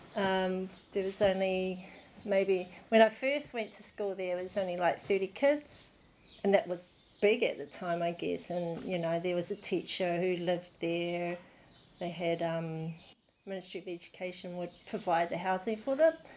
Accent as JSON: {"language": "English", "region": "Auckland", "country": "New Zealand", "tie": "born or raised there", "said": "I was born in Auckland"}